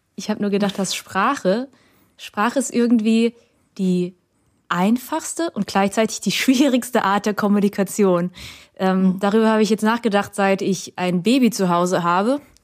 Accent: Germany; first language Vietnamese; weil ich ja hier aufgewachsen bin und Deutsch meine Muttersprache ist

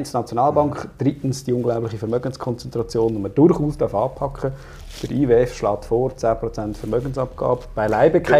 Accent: Aargau, Switzerland; ich komme aus dem Süden Aargau.

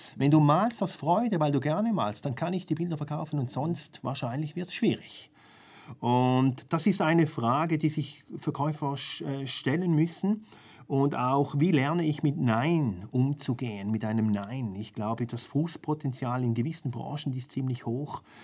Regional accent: Switzerland; bei uns in der Schweiz

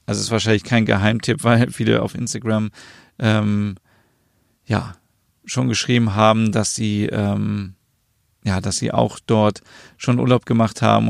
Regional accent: Germany; bei uns in Deutschland

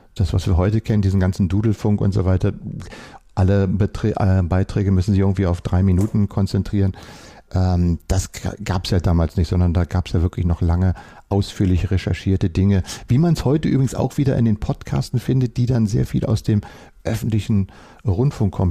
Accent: Berlin, Germany; Ich bin ja hier in Berlin aufgewachsen, in Westberlin

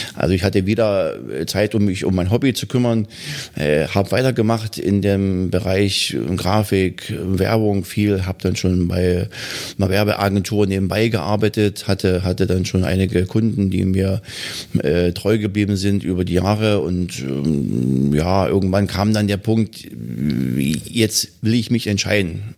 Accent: Bautzen, Saxony, Germany; also born or lived in Hannover; now in Wittichenau, Germany; Ich komme ja eigentlich aus Bautzen

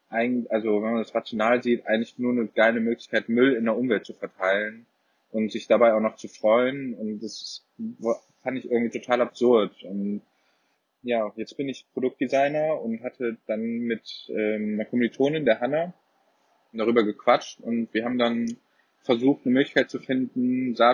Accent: Cologne, North Rhine-Westphalia, Germany; ich komme ursprünglich aus Köln, wie auch der Chris, der auch Mitgründer ist.

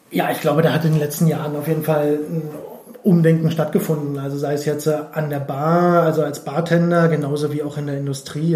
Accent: Berlin, Germany; also born or lived in Switzerland; ich bin ansässig in Berlin, äh, bin geboren in Berlin, beziehungsweise kurz vor Berlin

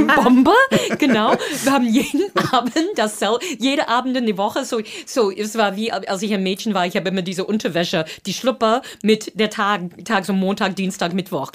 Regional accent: Boston, Massachusetts, United States; German is a second language; moved away as an adult; also born or lived in Cape Cod; now in Berlin, Germany; ich komme aus Boston

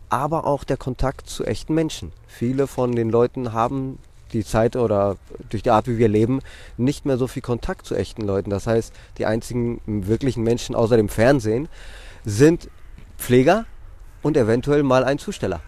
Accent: Athens, Attica, Greece; also born or lived in Drama, Greece / Mainz, Germany / Hamburg, Germany; now in Wiesbaden, Germany; die Kleinstadt heißt Drama aber ähm, im Grunde genommen bin ich in Athen aufgewachsen

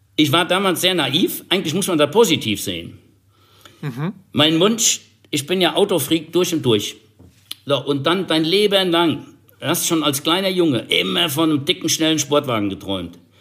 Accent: Germany; Bei uns in Deutschland

